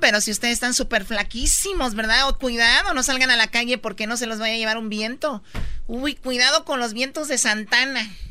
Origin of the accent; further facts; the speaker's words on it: Mexico; now in Los Angeles, United States; como mexicanos